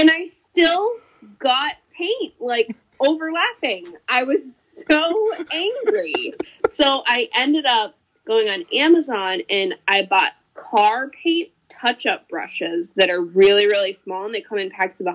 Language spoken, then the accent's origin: English; Rutland, Massachusetts, United States; also born or lived in North Brookfield, Massachusetts / Holden, Massachusetts; now in Uxbridge, United States; I grew up in Rutland.